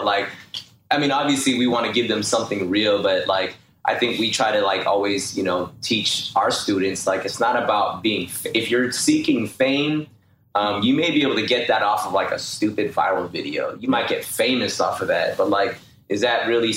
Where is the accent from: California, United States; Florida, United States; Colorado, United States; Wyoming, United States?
California, United States; Bay Area; I'm from the Bay Area